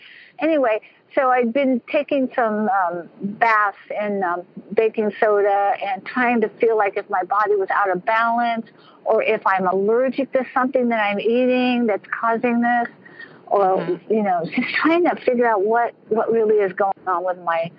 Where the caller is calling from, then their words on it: California, United States; From California.